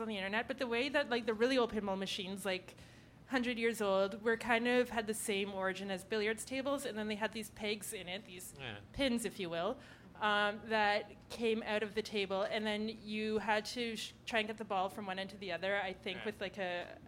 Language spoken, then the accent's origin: English; Ottawa, Ontario, Canada; now in Toronto, Canada; I'm from Ottawa